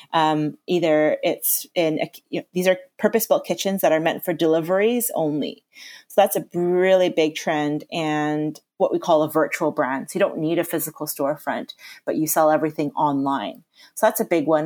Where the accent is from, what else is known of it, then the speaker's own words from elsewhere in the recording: Canada; now in England; I was born and raised in Canada.